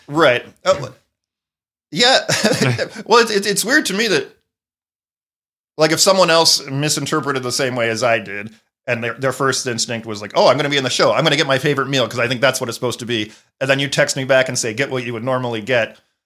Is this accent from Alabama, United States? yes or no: no; Wilmington, Delaware, United States; moved away; I grew up in Wilmington, Delaware, which is a half hour from Philadelphia